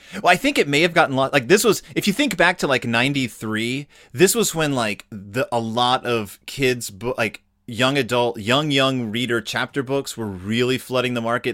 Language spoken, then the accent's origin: English; Klein, Texas, United States; I grew up in like around Klein, Texas